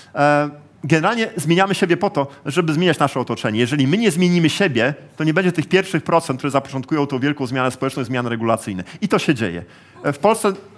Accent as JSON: {"language": "Polish", "town": "Gdańsk", "region": "Pomeranian Voivodeship", "country": "Poland", "said": "jestem z Gdańska"}